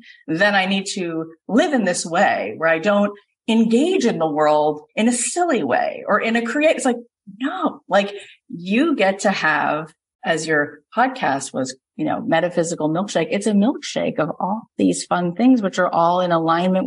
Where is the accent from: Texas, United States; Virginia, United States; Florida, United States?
Florida, United States; I grew up in Florida, went to Florida State as a BFA acting major